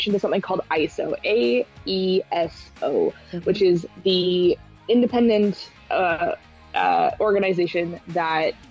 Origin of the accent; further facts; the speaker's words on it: British Columbia, Canada; I grew up in British Columbia. I grew up with the Agricultural Land Reserve